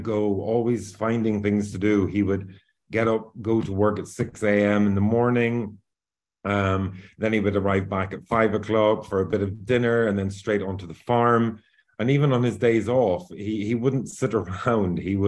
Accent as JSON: {"language": "English", "region": "Northern Ireland", "country": "United Kingdom", "moved": "yes", "lives_now": "Valencia, Spain", "said": "I'm actually originally from Northern Ireland, but I currently live here in Valencia in Spain."}